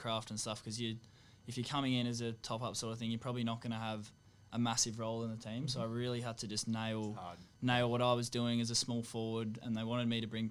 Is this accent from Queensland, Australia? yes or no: no; Sydney, New South Wales, Australia; growing up in Sydney